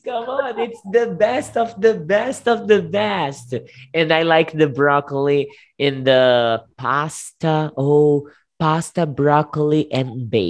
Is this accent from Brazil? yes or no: yes; Southeast Brazil, Brazil; English is a second language; I am from Southeast.